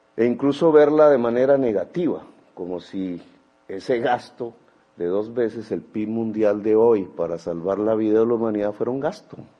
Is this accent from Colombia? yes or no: yes; Colombia; como sociedad colombiana